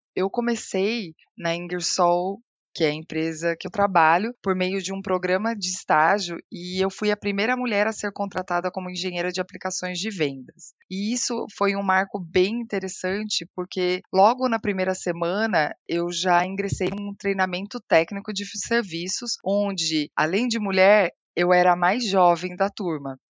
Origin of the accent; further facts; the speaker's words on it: Paraná, Brazil; now in São Paulo, Brazil; eu nasci no Paraná e eu cresci em um lar com pais que começaram a trabalhar muito jovens